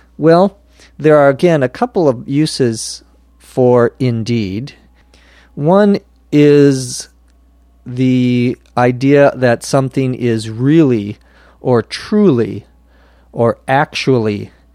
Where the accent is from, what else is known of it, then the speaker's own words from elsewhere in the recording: Minnesota, United States; now in Los Angeles, United States; the state of Minnesota, my home state where I was born